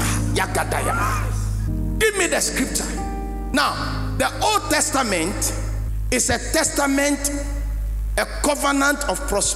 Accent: Ghana; also born or lived in United States; I'm a Ghanaian and an American as well. I hold double passport

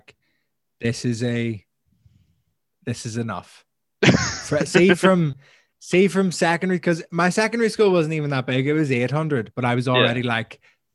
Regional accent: Belfast, Northern Ireland, United Kingdom; moved away as an adult; now in London, United Kingdom; when I left Belfast at 18 years old

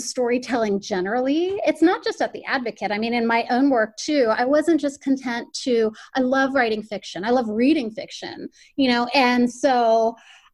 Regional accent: Miami, Florida, United States; moved away as an adult; I'm originally from Miami, Florida. And so all my training for journalism and everything was down there

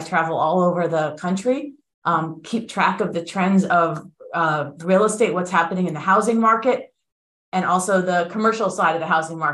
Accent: South Florida, United States; moved away as an adult; also born or lived in Philadelphia / New York; I'm a native Floridian. I was born and bred in South Florida

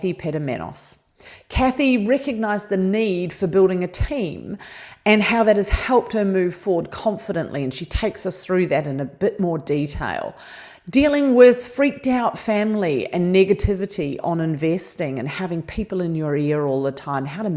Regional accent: New Zealand; moved away; being Kiwi

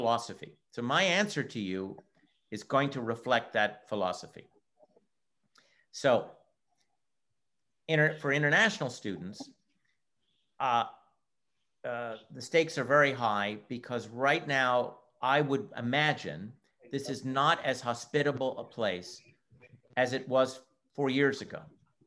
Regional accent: Montreal, Quebec, Canada; first language English; now in United States; Well, I was born in Canada, and I'm from the province of Quebec, from Montreal. I do speak French, but my mother tongue is English.

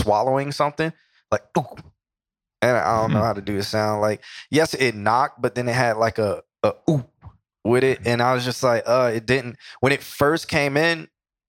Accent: New York, United States; I'm from New York.

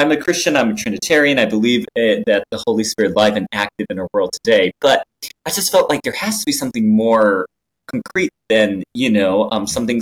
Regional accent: Japan; English is a second language; now in United States; I was born and raised in Japan

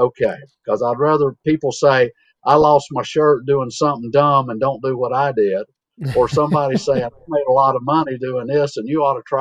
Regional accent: Iredell County, North Carolina, United States; from Western North Carolina, Iredell County in the Piedmont, 1,000 feet elevation. Grew up on the family farm and still have part of it that I live on

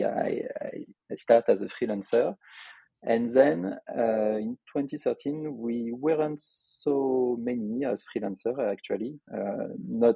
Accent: Lyon, Auvergne-Rhône-Alpes, France; accent: French; English is a second language; In our city of Lyon, because I am from Lyon in France, as you could expect from my accent

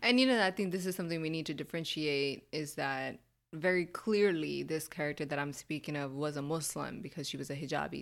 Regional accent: United States; here growing up in America

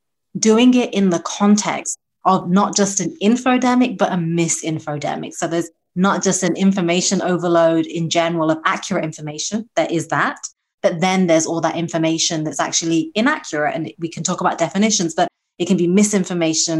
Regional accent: United Kingdom; moved away; my home country of the UK

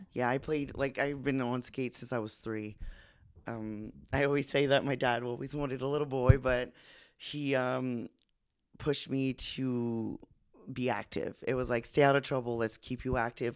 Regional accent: New Brunswick, Canada; born or raised there; moved away as an adult

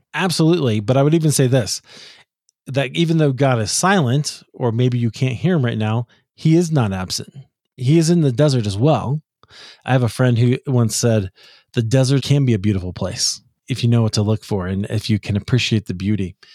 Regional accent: Midwest, United States; when I was a kid as a American evangelical in the Midwest

